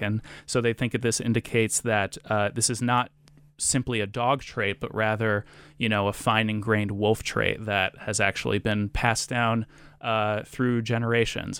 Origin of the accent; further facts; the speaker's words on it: Rhode Island, United States; moved away; I grew up in Rhode Island